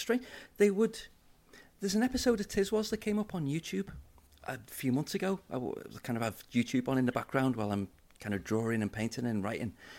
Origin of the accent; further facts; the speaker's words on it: Liverpool, North West England, United Kingdom; I'm a city boy. I grew up in Liverpool.